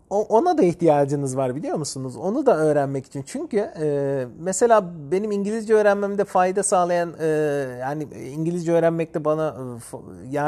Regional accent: Turkey; Benim eşim Ukraynalı. Ben Türk'üm.

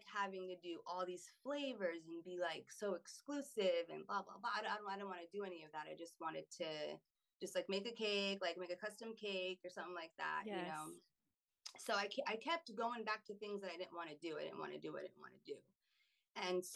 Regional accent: Pennsylvania, United States; also born or lived in North Carolina / Germany; now in Florida, United States; I grew up in Pennsylvania

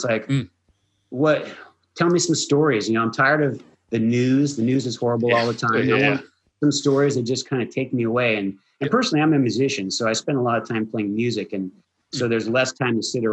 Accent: United States; being an American, we are a nation of immigrants

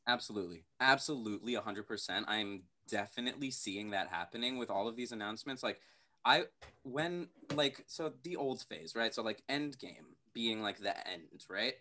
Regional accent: New York City, New York, United States; we're all from New York City

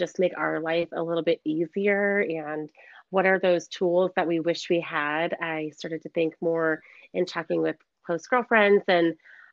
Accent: Iowa City, Iowa, United States; moved away as an adult; now in Scottsdale, United States; I grew up in Iowa City, Iowa, and spent all of my childhood there.

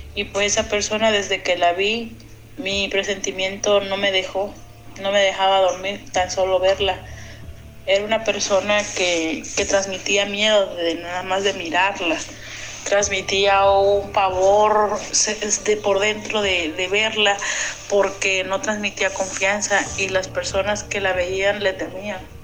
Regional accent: Acapulco, Guerrero, Mexico; yo soy de Acapulco en Guerrero

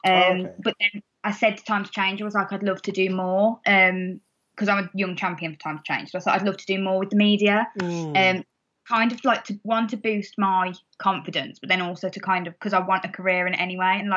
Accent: Wolverhampton, West Midlands, United Kingdom; accent: Wolverhampton; my Wolverhampton accent's not that bad.

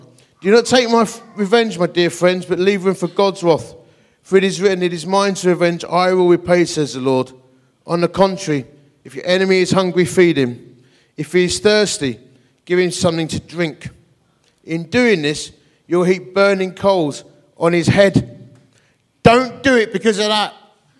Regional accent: Dagenham, London, United Kingdom; that's because I'm from Dagenham. I'm actually full of inner joy.

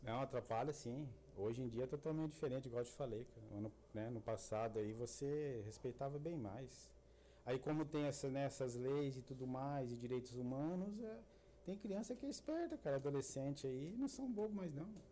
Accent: Sertaneja, Paraná, Brazil; moved away as an adult; also born or lived in Cornélio Procópio; lá a gente nascia tudo em Cornélio Procópio, mas morando na região, né? Sertaneja, Leópolis, Sancho Alegre.

